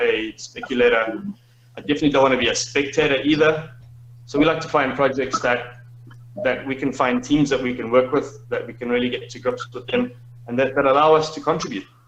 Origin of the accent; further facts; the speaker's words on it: Zimbabwe; moved away as an adult; the system of my home country